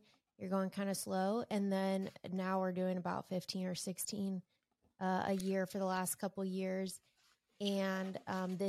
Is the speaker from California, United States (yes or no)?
yes; Southern California, United States; moved away as an adult; now in Lincoln, United States; I was born and raised in Southern California